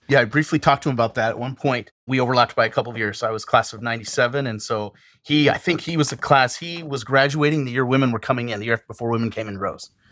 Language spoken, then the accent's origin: English; Western Montana, United States; moved away as an adult; now in Terre Haute, United States; I was born and raised in Western Montana